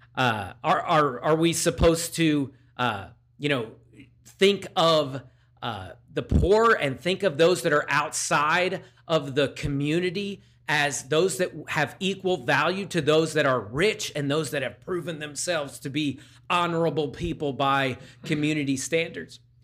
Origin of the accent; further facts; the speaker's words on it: Downingtown, Pennsylvania, United States; in my hometown of Downingtown, Pennsylvania, in the Downingtown Diner. I've eaten pancakes there. Actually, my church, uh, growing up was less than a block away from it